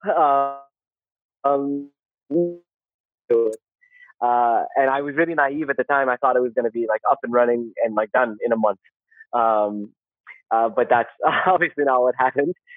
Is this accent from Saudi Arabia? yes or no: yes; Saudi Arabia; moved away as an adult; also born or lived in Canada / South Korea; I grew up in Saudi in the like 80s and the 90s